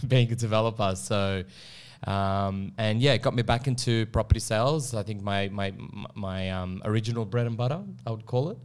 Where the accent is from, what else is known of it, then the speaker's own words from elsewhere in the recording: Melbourne, Victoria, Australia; moved away as an adult; now in Sydney, Australia; I am from Melbourne